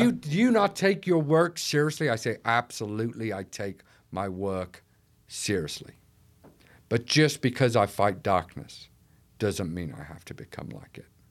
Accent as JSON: {"language": "English", "region": "North East England", "country": "United Kingdom", "moved": "yes", "lives_now": "Manchester, United Kingdom", "said": "Originally from the northeast of England, but now I live in Manchester"}